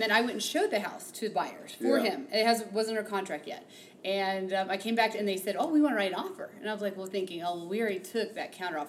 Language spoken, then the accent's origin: English; southern Indiana, United States; now in Denver, United States; I grew up in the Midwest. I grew up in Indiana, southern Indiana.